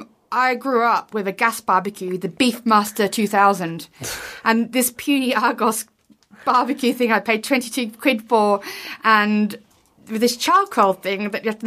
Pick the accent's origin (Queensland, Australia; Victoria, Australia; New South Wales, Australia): Queensland, Australia; Brisbane; moved away; I grew up in Brisbane, or lived in Brisbane most recently.